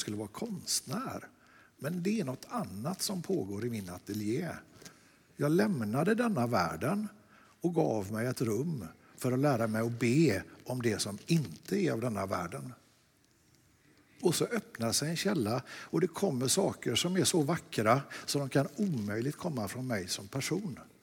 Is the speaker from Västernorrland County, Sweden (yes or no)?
no; Lerum, Västra Götaland, Sweden; Jag är från Lerum.